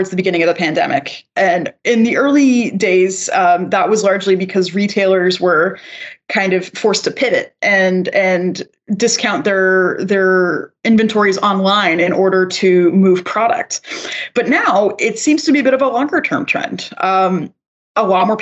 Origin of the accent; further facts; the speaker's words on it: Canada; I'm also a Canadian